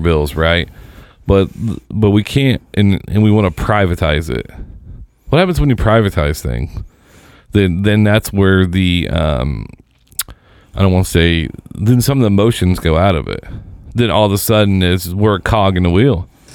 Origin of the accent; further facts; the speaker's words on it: Seymour, Indiana, United States; where I grew up in Seymour